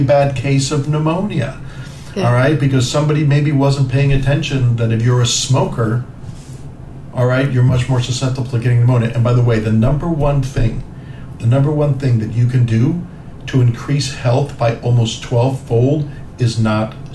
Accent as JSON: {"language": "English", "region": "New York", "country": "United States", "tie": "born or raised there", "also_born_or_lived": "Cuba / New Jersey", "said": "I grew up in New York, you know, and New Jersey"}